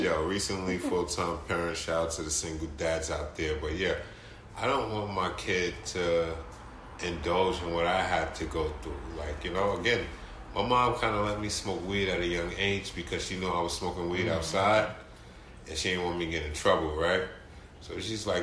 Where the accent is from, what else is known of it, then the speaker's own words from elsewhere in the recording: New York City, New York, United States; I come from the Bronx